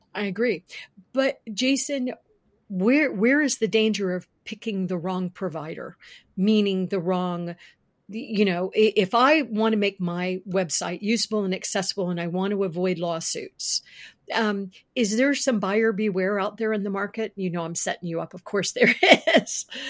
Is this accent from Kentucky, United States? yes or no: no; Florida, United States; now in Virginia, United States; I was born in Florida. And I actually, as a kid, worked for Winn Dixie